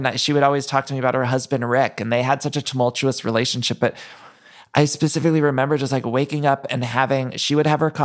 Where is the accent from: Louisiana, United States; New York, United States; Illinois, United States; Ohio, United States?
Ohio, United States; Solon; moved away; I grew up just outside of Cleveland, a place called Solon, Ohio